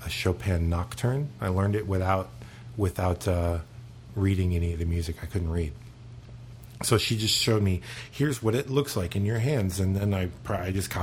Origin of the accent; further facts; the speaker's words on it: Florida, United States; also born or lived in Charleston, South Carolina; I'm from here. I mean, I was born in Charleston, South Carolina, but we moved here when I was four, so maybe three.